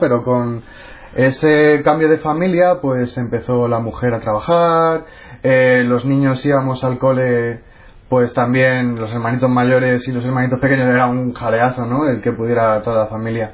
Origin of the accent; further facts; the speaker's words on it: Móstoles, Community of Madrid, Spain; Yo nací en Madrid y pasé mi infancia en Móstoles, que es una ciudad dormitorio de Madrid.